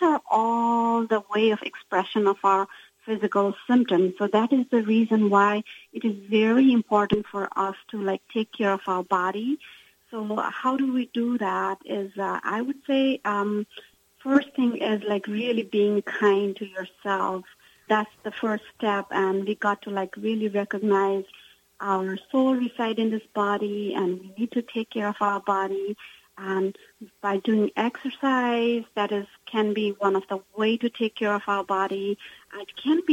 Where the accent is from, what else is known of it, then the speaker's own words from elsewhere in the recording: Nepal; I come from Nepal, and my mother has a different ethnicity, which is known as a Newar